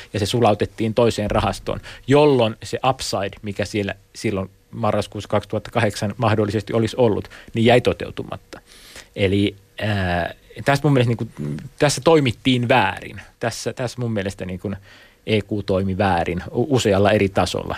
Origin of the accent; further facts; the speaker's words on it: Mikkeli, South Savo, Finland; mä oon Mikkelistä kotoisin